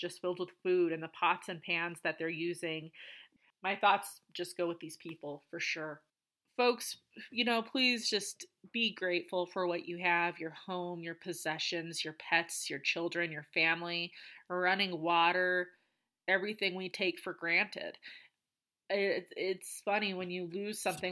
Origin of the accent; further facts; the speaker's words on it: United States; I'm from the United States